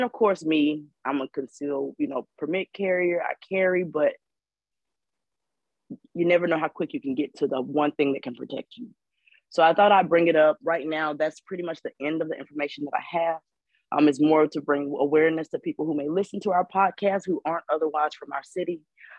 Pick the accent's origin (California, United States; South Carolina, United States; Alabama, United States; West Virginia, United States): South Carolina, United States; Greenville; I'm from Greenville, South Carolina